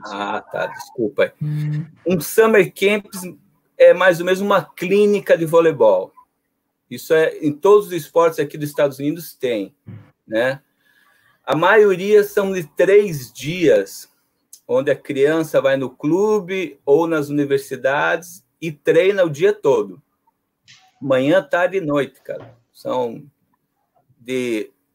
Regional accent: Paranaguá, Paraná, Brazil; moved away as an adult; also born or lived in Curitiba; now in United States; Eu cresci em Paranaguá, uma cidade do interior do Paraná, próxima a Curitiba mas fui estudar em Curitiba para fazer o segundo grau lá.

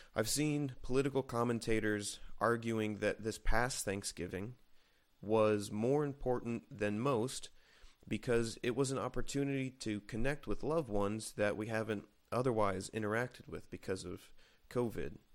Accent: United States; we, as American citizens

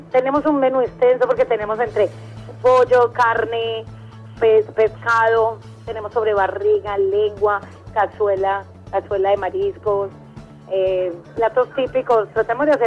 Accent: Medellín, Antioquia, Colombia; la paisita fue por, porque mi esposo es caleño, pero yo sí soy de Medellín

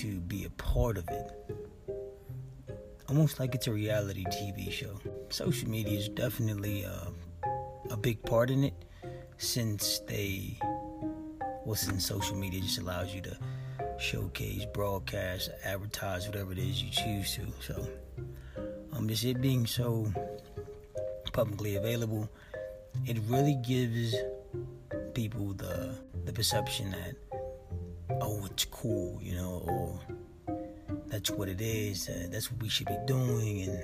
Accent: Los Angeles, California, United States; I was raised in South Central

